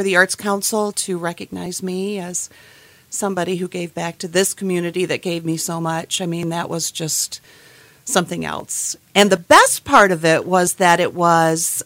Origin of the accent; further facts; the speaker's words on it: Portage, Michigan, United States; moved away as an adult; I grew up in Portage